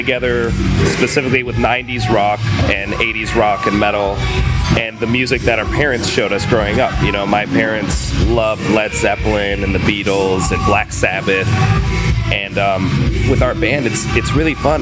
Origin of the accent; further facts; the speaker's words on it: Southfield, Michigan, United States; also born or lived in Detroit, Michigan; the neighborhood I grew up in, which was Southfield and Beverly Hills, is a good 10-minute drive from the actual city limit of Detroit.